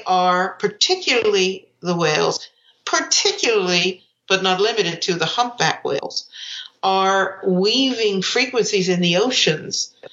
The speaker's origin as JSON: {"language": "English", "area": "San Francisco Bay Area", "region": "California", "country": "United States", "tie": "born or raised there", "said": "I grew up in the San Francisco Bay Area with, you know, the music of the 70s"}